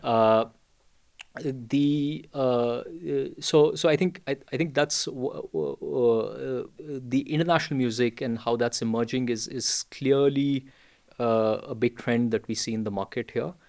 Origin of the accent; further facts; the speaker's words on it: India; I was born and raised in India